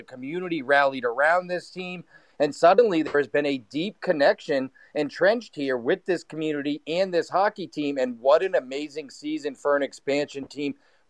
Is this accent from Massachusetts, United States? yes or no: yes; Boston, Massachusetts, United States; now in Las Vegas, United States; I grew up in Boston, a diehard Red Sox fan.